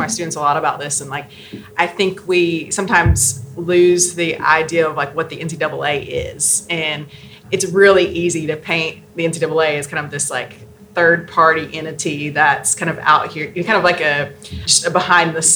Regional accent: Southeast, United States; I'm from the Southeast

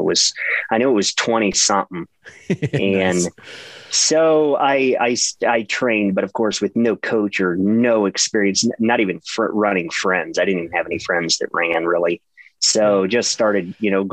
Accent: Ohio, United States; born and raised in Ohio

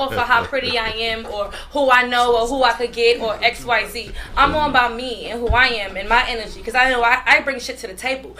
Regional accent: New York, United States; I'm from New York, but I'm like

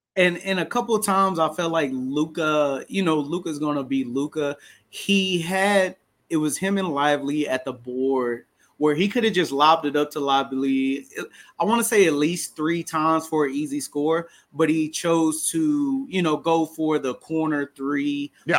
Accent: Dallas, Texas, United States; We're both from Dallas.

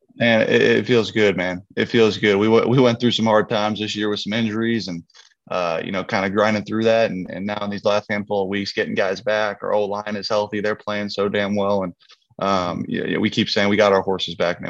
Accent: just north of San Francisco, Northern California, United States; I grew up in Northern California, just north of San Francisco

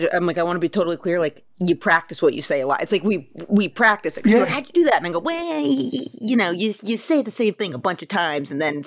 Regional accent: Maine, United States; I'm from Maine, and my whole school had like 110 kids in it, kindergarten through eighth grade.

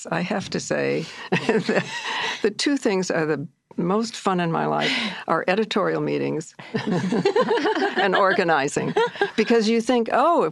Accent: Midwest, United States; also born or lived in India; now in New York, United States; I'm a Midwesterner

